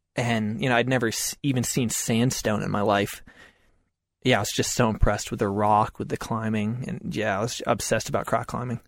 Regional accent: Concord, Massachusetts, United States; I grew up in Massachusetts

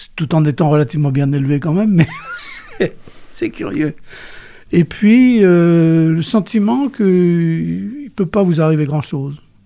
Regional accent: Cholet, Pays de la Loire, France; Je suis né à Cholet.

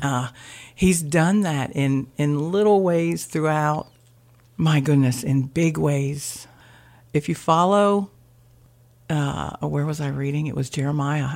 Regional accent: Blades, Delaware, United States; also born or lived in Laurel, Delaware; I grew up in Blades. I graduated from Seaford

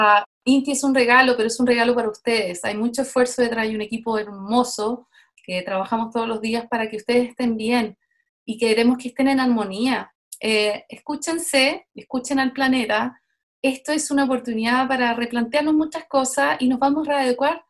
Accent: Chile; now in Montreal, Canada; me parieron en Chile, pero llevo más de la mitad de mi vida en Canadá

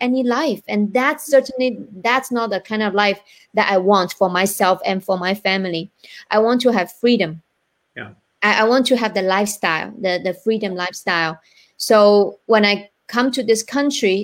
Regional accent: China; now in United States; I am from China

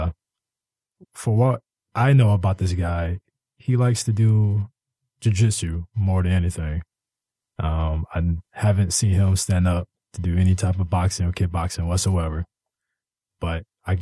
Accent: Detroit, Michigan, United States; I'm originated from the east side of Detroit

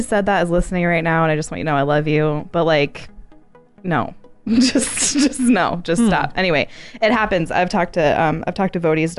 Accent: Arizona, United States; I'm from Arizona.

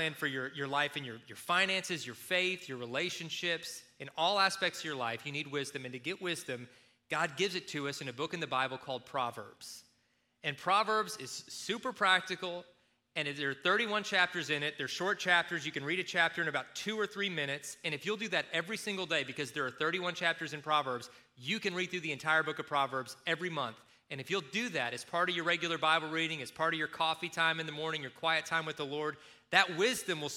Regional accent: Kentucky, United States; moved away; when I was growing up in Kentucky

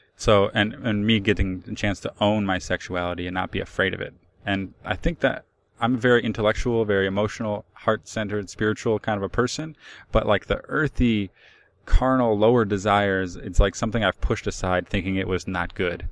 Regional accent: Cleveland, Ohio, United States; I'm from Cleveland.

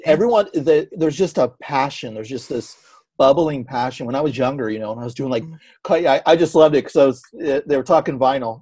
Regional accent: San Francisco Bay Area, California, United States; growing up in San Francisco

